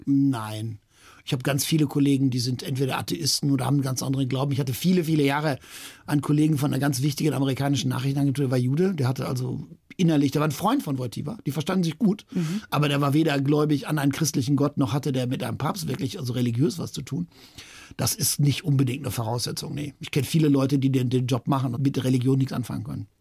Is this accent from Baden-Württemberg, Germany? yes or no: no; near Dortmund, North Rhine-Westphalia, Germany; näher von Dortmund geboren, aber meine Eltern kommen aus Schlesien, aus Katowice